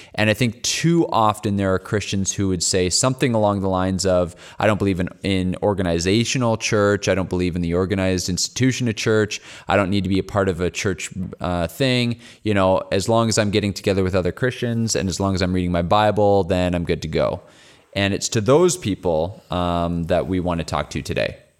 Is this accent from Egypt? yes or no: no; Canada; accent: Canadian; we're from Canada